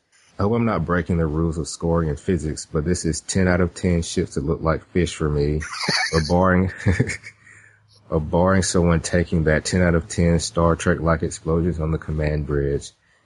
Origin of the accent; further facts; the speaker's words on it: Kentucky, United States; but I'm originally from Kentucky and a male nurse